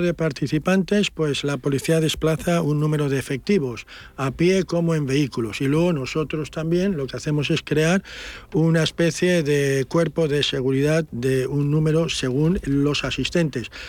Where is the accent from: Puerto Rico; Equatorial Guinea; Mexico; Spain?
Equatorial Guinea; moved away; nací en la Guinea española, la ex Guinea española